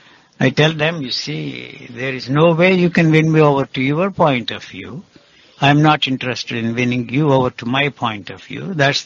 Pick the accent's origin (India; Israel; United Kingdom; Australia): India; English is a second language; Although I come from India, still I cannot stand the North Indian classical music.